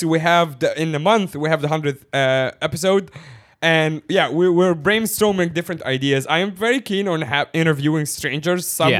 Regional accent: Egypt; I'm from Egypt

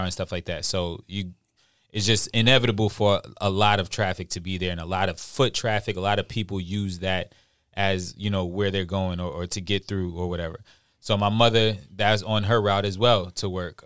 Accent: New York, United States; moved away; also born or lived in Charleston, South Carolina; I'm from New York, so we're down here at that time and, you know, being from New York.

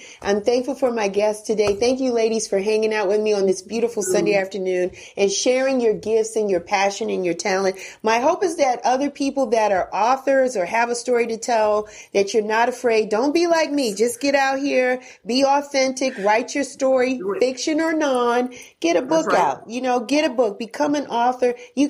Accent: New York, United States; I grew up with him in New York, listening to him on the radio all the time.

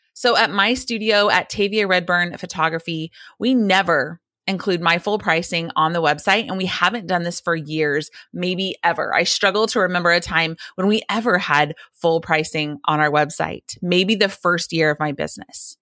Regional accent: the South, United States; a Christian girl growing up in the South

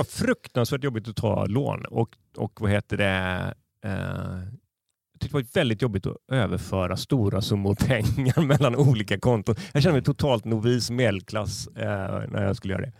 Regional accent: Gothenburg, Västra Götaland, Sweden; jag har liksom som göteborgare

